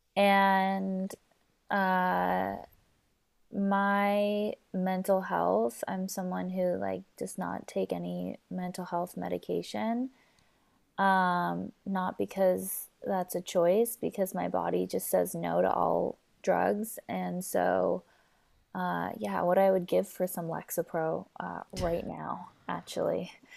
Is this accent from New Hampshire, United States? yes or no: no; Southern California, United States; born and raised here in Southern California